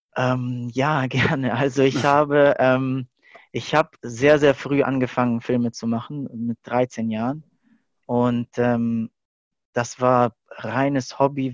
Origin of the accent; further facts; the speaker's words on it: Stuttgart, Baden-Württemberg, Germany; ich hatte eigentlich mein ganzes Leben hier in Stuttgart verbracht, in die Schule gegangen, Ausbildung